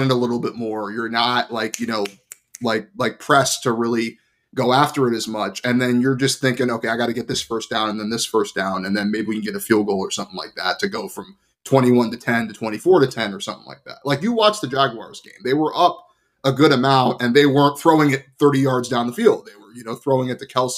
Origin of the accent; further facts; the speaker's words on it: Cincinnati, Ohio, United States; I was born in Cincinnati